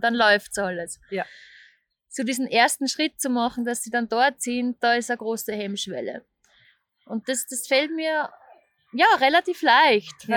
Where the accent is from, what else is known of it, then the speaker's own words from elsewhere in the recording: Austria; moved away as an adult; also born or lived in Vienna, Austria; now in Zurich, Switzerland; ich bin, man hört es, aus Österreich